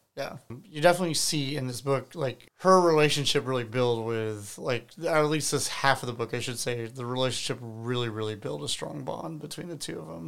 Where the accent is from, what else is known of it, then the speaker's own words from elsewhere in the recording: United States; as an American